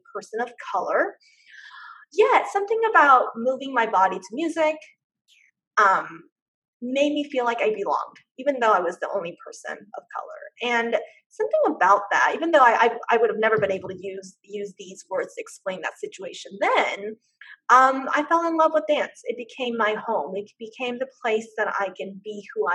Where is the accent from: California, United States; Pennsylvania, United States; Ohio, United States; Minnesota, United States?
California, United States; Irvine; I grew up in Orange County, California, specifically in Irvine during the 80s and 90s.